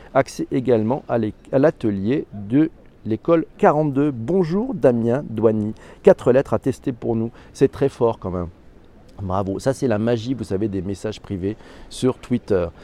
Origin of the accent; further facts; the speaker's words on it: Corsica, France; chez moi en Corse